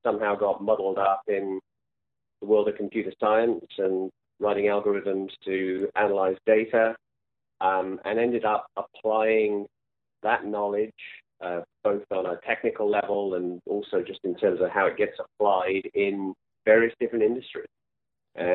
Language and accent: English; England, United Kingdom; moved away; also born or lived in France / Italy; I grew up in England, went to school there